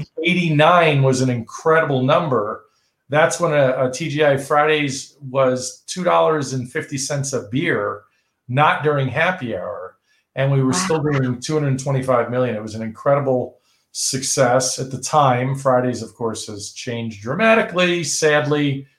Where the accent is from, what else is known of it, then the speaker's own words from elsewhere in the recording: New York, United States; I grew up in New York